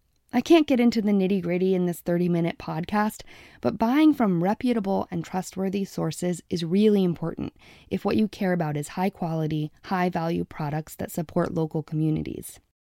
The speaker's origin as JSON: {"language": "English", "town": "Stonington", "region": "Maine", "country": "United States", "tie": "born or raised there", "said": "I grew up in Stonington, Maine"}